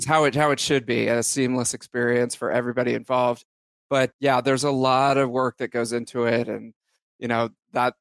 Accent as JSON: {"language": "English", "area": "Bay Area", "region": "California", "country": "United States", "tie": "born or raised there", "said": "born and raised in the Bay Area"}